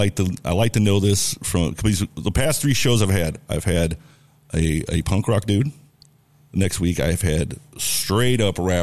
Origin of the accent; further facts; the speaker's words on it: Jefferson County, Missouri, United States; accent: Jefferson County; my Jefferson County accent